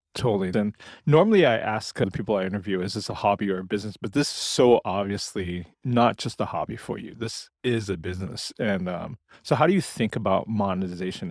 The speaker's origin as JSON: {"language": "English", "town": "Portland", "region": "Oregon", "country": "United States", "tie": "born or raised there", "said": "here in my hometown of Portland, Oregon"}